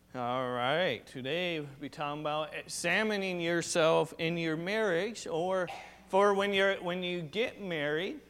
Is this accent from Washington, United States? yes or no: yes; Washington, United States; I was just raised here, I wasn't born here.